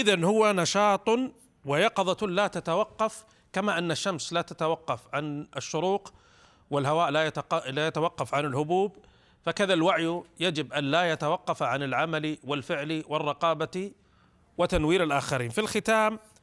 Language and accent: Arabic; Saudi Arabia